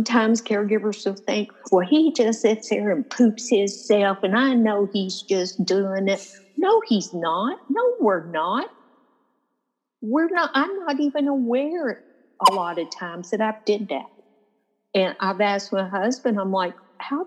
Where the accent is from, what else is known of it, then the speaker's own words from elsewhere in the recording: Louisville, Kentucky, United States; I was born in Louisville. I mean, I'm a Kentucky native